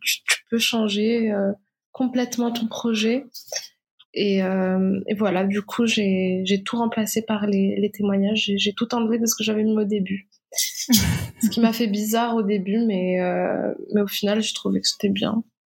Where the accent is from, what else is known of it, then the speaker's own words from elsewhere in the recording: Morocco; moved away as an adult; je suis née, j'ai vécu au Maroc jusqu'à ma majorité.